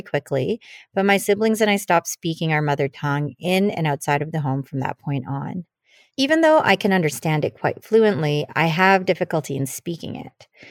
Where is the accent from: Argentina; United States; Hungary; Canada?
Canada; first language Tagalog; English is a second language; also born or lived in Philippines; My family immigrated to Canada in the late eighties, and I was just a child. Um, I spoke Tagalog and did not understand English